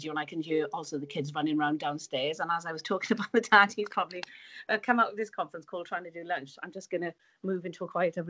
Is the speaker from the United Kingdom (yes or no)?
yes; Wales, United Kingdom; moved away; you might be able to tell from my accent, but I'm from Wales, so all my family are in Wales, and I found it really tough to be away from them